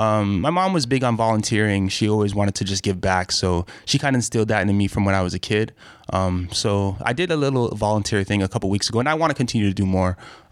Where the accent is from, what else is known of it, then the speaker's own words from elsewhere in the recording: Toronto, Ontario, Canada; I grew up in a neighborhood, Victoria Park and Finch area mm-hmm. of Scarborough, a neighborhood called Chesterley. Mm-hmm. It was a little a rougher neighborhood